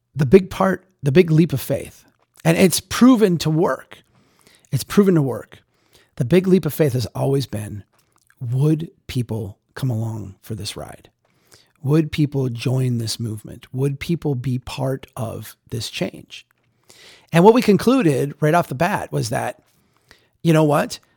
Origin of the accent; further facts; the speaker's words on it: Minnesota, United States; moved away; come up to Minnesota, to come to my hometown